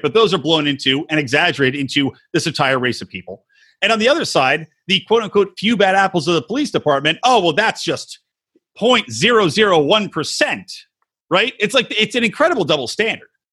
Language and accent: English; Philadelphia, Pennsylvania, United States; fan from Philly